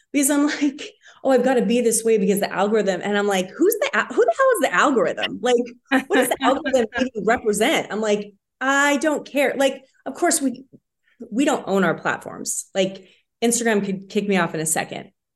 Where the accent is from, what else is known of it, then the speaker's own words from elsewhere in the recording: Spokane, Washington, United States; now in Idaho, United States; I grew up in Spokane, so we spent lots of time in northern Idaho